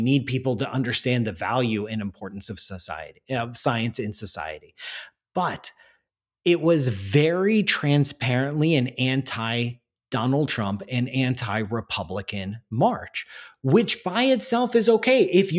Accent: Canada; I'm Canadian

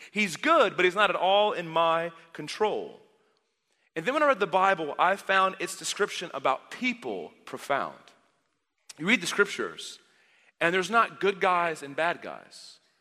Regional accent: Dallas, Texas, United States; I grew up in the Dallas area, so if you walk ten feet, you fall into a church

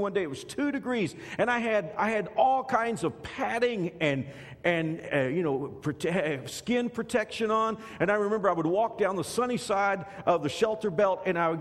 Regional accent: Texas, United States; now in Kansas, United States; When I grew up in Texas

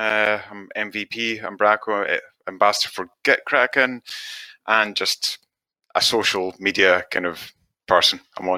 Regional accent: Tiree, Scotland, United Kingdom; I grew up in the Isle of Tiree and the West Coast, so it's very kind of fisherman orientated, so yellow wellies.

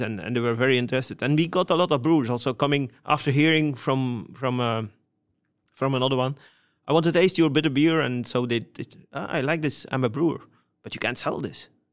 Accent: Wevelgem, Flanders, Belgium; my hometown, Wevelgem

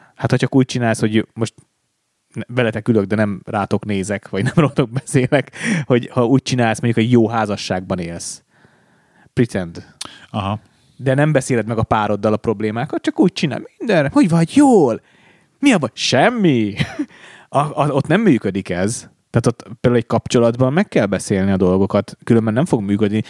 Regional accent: Hungary; magyar vagyok

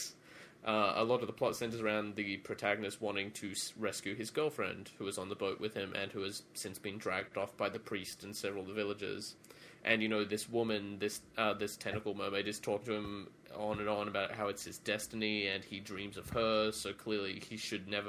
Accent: Australia; I'm Australian.

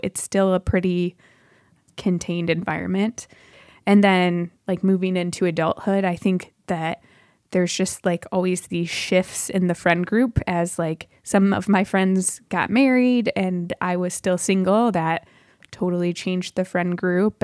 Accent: Michigan, United States; moved away as an adult; also born or lived in Chicagoland; now in Chicago, United States; I grew up in Michigan primarily and moved down to Chicagoland for university

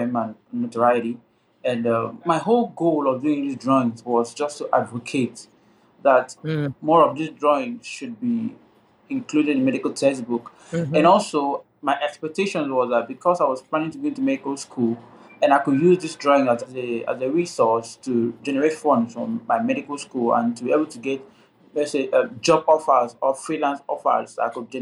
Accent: Nigeria; now in Akwa Ibom State, Nigeria; I live in Akwa Ibom State in Nigeria

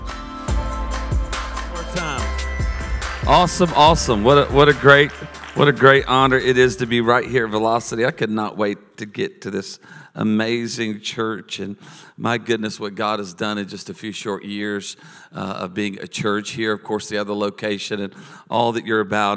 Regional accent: Charlotte, North Carolina, United States; now in San Diego, United States; I was born in Charlotte

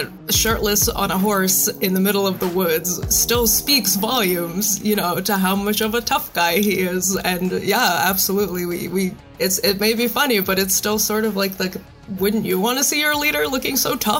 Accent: Moldova; moved away; I'm an immigrant from Moldova, actually. So I was raised on films specifically from the 60s. That's what my parents grew up on. That's what we brought over.

